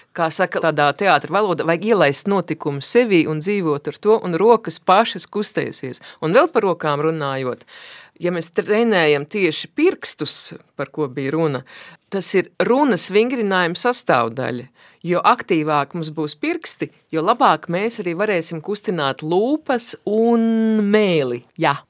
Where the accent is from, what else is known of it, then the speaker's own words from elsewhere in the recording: Baldone, Latvia; esmu no Baldonas